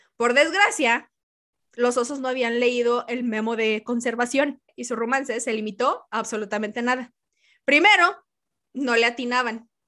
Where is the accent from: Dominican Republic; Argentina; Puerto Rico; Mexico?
Mexico; yo soy de México